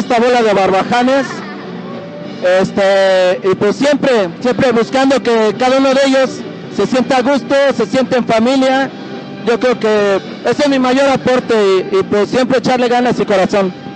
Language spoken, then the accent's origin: Spanish; Mexico City, Mexico; somos de Tepito